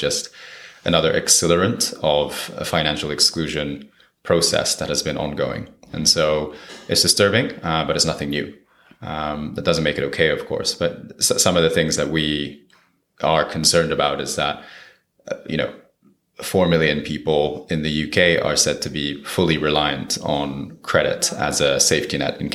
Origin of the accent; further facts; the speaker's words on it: Japan; moved away as an adult; also born or lived in Brazil; I'm from Japan